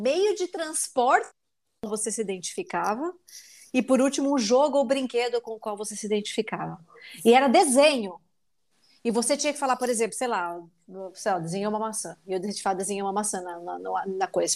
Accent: Brazil; moved away as an adult; Ser a única mulher latina nos ambientes é basicamente a minha vida desde que eu saí do Brasil

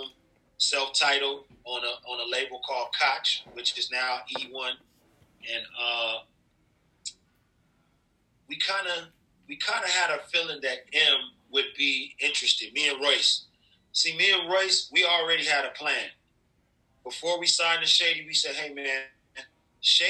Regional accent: Long Beach, California, United States; I'm from Long Beach

